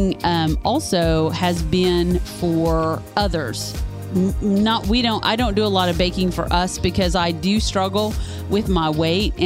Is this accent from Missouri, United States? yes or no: yes; Branson, Missouri, United States; we grew up in the Branson and the Ozark area